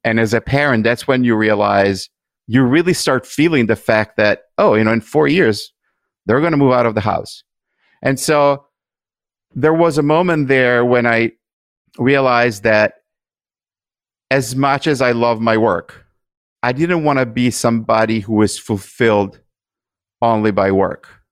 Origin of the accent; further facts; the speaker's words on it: Italy; moved away as an adult; now in United States; I grew up in Italy